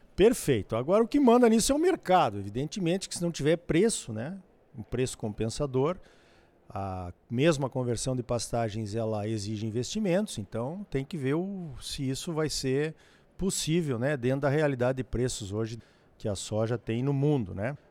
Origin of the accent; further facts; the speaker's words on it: Brazil; a gente é brasileiro